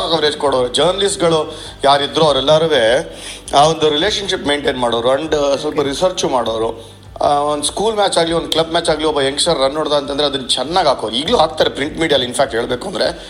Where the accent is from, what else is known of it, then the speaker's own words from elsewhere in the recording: Bangalore, Karnataka, India; ನಾವು ಚಿಕ್ಕವರಿದ್ದಾಗ ನಮ್ಮ ಅಜ್ಜಿ ಮನೆ ಹತ್ರ ಆಡ್ತಿದ್ವಿ ಅಂತ ಹೇಳ್ತಾ ಅದು ಬಸವನಗುಡಿ ಗಾಂಧಿ ಬಿಸರ್ ಏರಿಯಾ ಬ್ಯಾಂಗ್ಳೂರ್ ಸೌತ್